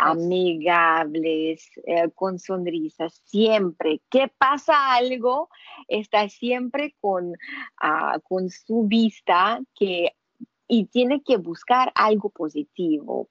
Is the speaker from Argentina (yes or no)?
no; Russia; Spanish is a second language; now in Panama; yo no soy gringa, yo soy rusa.